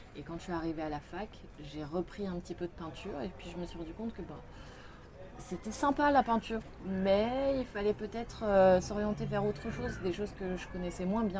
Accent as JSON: {"language": "French", "town": "Lyon", "region": "Auvergne-Rhône-Alpes", "country": "France", "tie": "born or raised there", "moved": "as an adult", "lives_now": "Paris, France", "said": "Donc j'ai grandi à Lyon. Euh, j'ai passé toute mon enfance là-bas"}